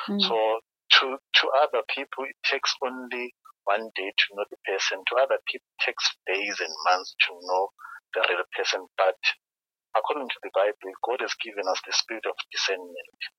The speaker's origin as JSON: {"language": "English", "town": "Kempton Park", "region": "Gauteng", "country": "South Africa", "tie": "born or raised there", "said": "I'm from Kempton Park, um, I grew up here and I'm born again."}